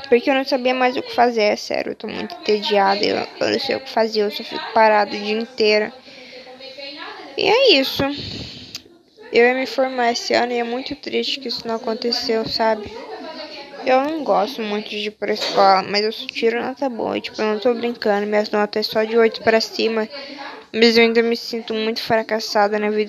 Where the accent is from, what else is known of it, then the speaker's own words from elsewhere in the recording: São Paulo, Brazil; Sou de São Paulo, tenho 16 anos e eu vou fazer 17 daqui dois meses.